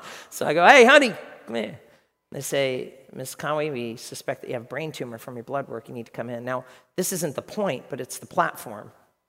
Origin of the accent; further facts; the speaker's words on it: Ireland; Let me tell you a story, because I'm Irish.